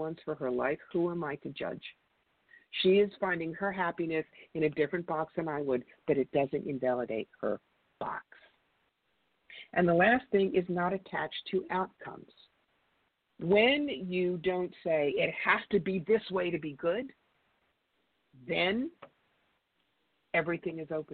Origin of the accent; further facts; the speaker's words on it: Cherry Hill, New Jersey, United States; also born or lived in rural New York; now in New York, United States; I grew up in Cherry Hill, New Jersey